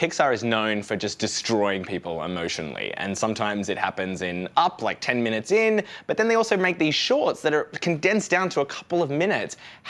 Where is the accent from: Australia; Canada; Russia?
Australia; now in United States; I'm an immigrant in that I'm an Australian in America.